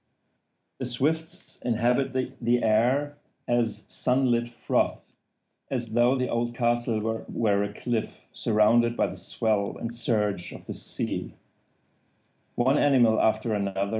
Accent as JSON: {"language": "English", "country": "Germany", "also_born_or_lived": "Apennine Mountains, Italy", "accent": "German", "second_language": "English", "said": "my German accent"}